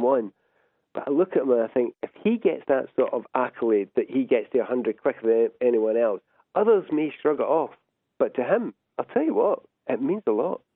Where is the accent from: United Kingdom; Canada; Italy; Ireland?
United Kingdom; Scotland; I don't call myself English, I'm British, I'm Scottish